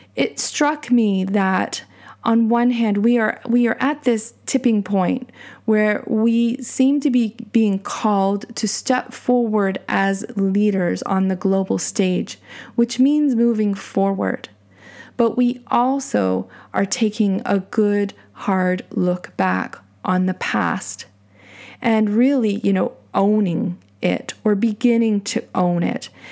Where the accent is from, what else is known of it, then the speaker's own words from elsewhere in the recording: Canada; my pride in being Canadian